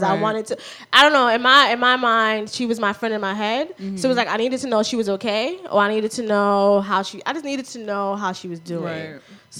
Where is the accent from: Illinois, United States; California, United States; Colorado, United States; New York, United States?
New York, United States; New York City; now in East New York, United States; I'm from the Bronx.